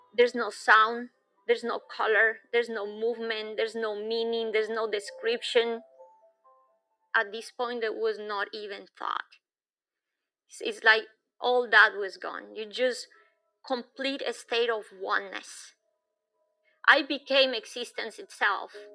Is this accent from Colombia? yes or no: yes; Bogota, Bogotá Capital District, Colombia; moved away; I was born in Bogota, which is high up in the Andes